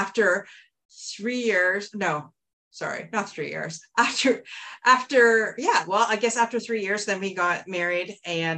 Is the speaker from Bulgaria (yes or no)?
no; Windsor, Ontario, Canada; I'm from Windsor, Ontario, and I grew up in a very much loving home.